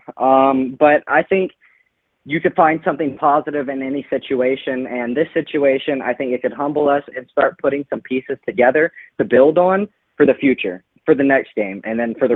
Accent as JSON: {"language": "English", "town": "Lafayette", "region": "Louisiana", "country": "United States", "tie": "born or raised there", "moved": "as an adult", "lives_now": "Bay Area, United States", "said": "I went to Lafayette High"}